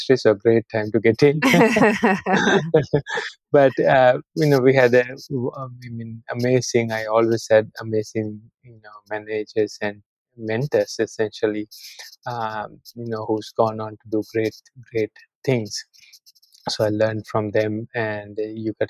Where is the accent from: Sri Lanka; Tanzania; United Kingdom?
Sri Lanka; moved away as an adult; also born or lived in Austin, Texas, United States; I'm born and raised in Sri Lanka. I actually went to school here through high school